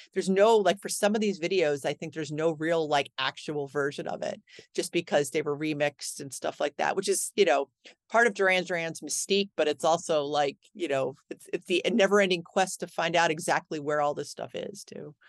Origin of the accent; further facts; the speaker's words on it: Cleveland, Ohio, United States; I grew up in Cleveland